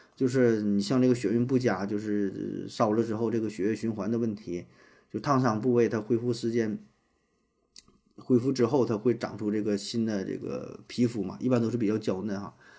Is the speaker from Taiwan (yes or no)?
no; Northeast China, China; 像咱们东北什么什么